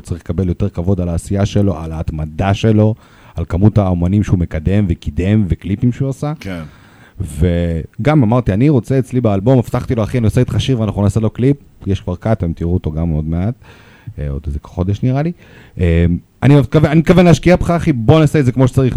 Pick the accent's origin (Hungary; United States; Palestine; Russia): Russia; accent: Russian; Hebrew is a second language; also born or lived in Moscow; now in Israel; יש לי מבטא